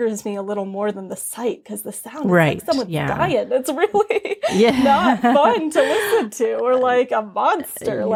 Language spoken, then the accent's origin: English; New York City, New York, United States; growing up in New York City.